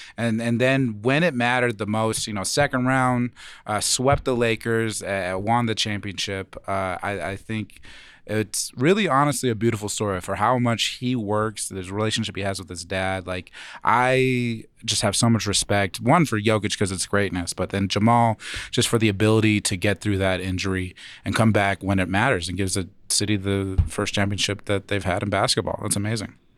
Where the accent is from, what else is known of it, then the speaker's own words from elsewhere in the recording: Phoenix, Arizona, United States; moved away; I'm from Phoenix